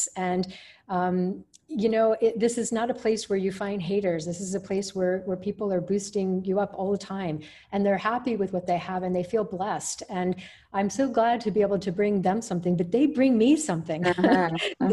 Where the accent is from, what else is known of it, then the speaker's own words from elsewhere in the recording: United States; moved away as an adult; now in Bahrain; myself also as an American